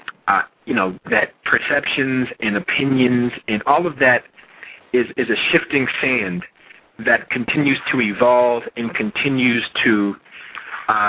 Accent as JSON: {"language": "English", "region": "New Jersey", "country": "United States", "tie": "born or raised there", "said": "my years growing up in New Jersey"}